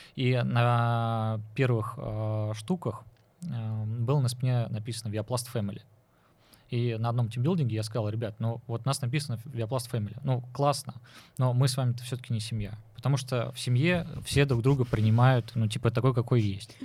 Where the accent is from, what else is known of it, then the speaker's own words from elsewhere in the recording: Nizhny Novgorod, Nizhny Novgorod Oblast, Russia; я вот Нижегородец